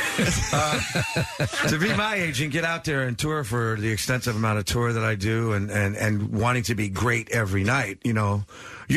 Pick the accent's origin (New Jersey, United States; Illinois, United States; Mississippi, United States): New Jersey, United States; our blue collar, you know, growing up in New Jersey